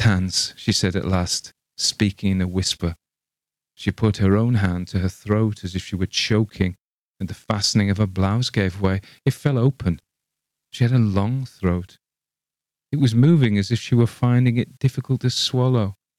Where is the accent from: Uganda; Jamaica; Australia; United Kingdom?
United Kingdom; England; I read it as an Englishman